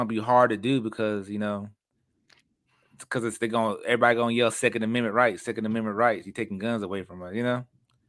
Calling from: Texas, United States; and at least in Texas, I'm speaking from Texas

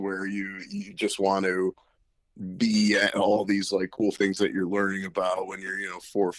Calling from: Riverside County, Los Angeles area, California, United States; I'm calling from Riverside County in the Los Angeles area

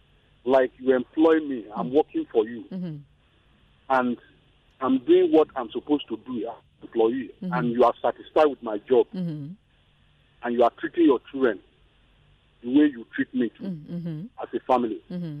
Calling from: Ikeja, Lagos, Nigeria; I'm calling from Ikeja.

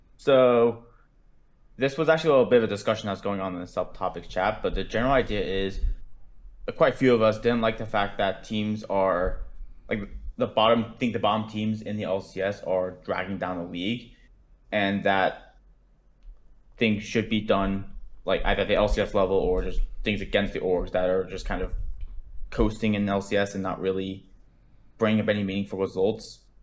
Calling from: Dallas, Texas, United States; I'm calling from Dallas, Fort Worth

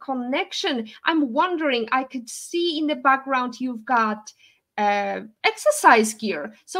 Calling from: Turks & Caicos Islands; English is a second language; I'm sure it's not as warm as here in Grand Terre, where I'm calling from in TCI, beautiful by nature.

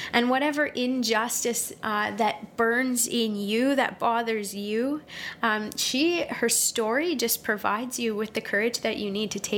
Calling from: Saskatoon, Saskatchewan, Canada; I'm joining you from Saskatoon, Saskatchewan.

